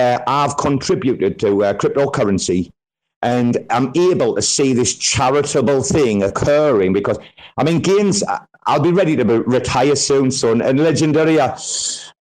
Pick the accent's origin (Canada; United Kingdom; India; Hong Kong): United Kingdom; Sunderland, North East England; also born or lived in Australia; now in Thailand; a small city called Sunderland